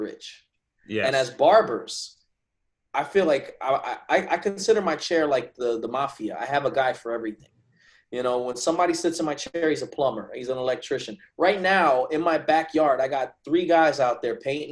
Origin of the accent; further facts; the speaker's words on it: New Jersey, United States; moved away as an adult; also born or lived in Teaneck, New Jersey / Hackensack, New Jersey; now in Virginia, United States; I'm from North Jersey. So I grew up about 10 minutes out of Manhattan, you know, George Washington Bridge